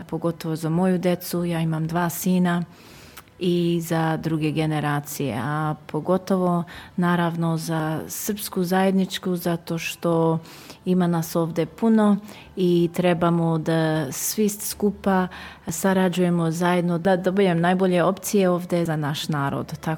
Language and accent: Croatian; Dandenong, Victoria, Australia; došli ovdje u Dandinong, priseli smo se tu i počeo život tu. Ja i brat smo rođeni ovdje u Dandinong, išli ovdje u školu, završili školu ovdje